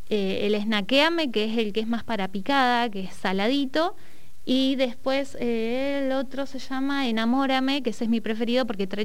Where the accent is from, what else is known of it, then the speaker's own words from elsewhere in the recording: Neuquén, Argentina; soy neuquina, eh, nacida y criada, y mm, bueno, soy técnica gastronómica.